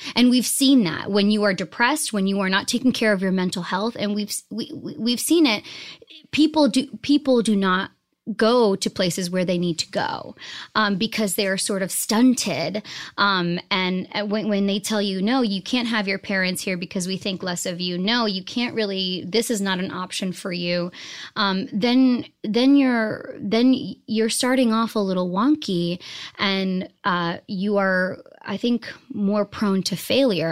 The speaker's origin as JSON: {"language": "English", "town": "Boston", "region": "Massachusetts", "country": "United States", "tie": "born or raised there", "also_born_or_lived": "New Jersey", "said": "I was raised in Boston, Massachusetts."}